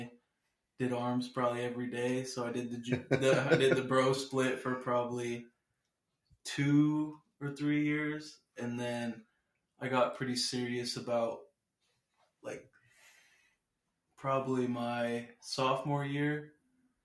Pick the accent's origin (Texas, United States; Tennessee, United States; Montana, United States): Montana, United States; Miles City; now in Kalispell, United States; I'm from Mal City, Montana